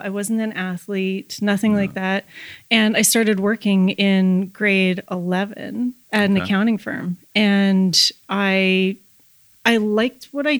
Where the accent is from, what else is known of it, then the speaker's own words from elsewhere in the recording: Red Deer, Alberta, Canada; So I'm from Red Deer, Alberta.